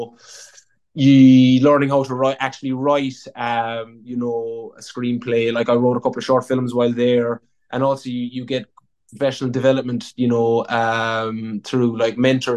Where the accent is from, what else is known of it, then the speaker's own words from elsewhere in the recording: Killorglin, Munster, Ireland; I'm from Killorglin, these two small towns kind of hugging the coast.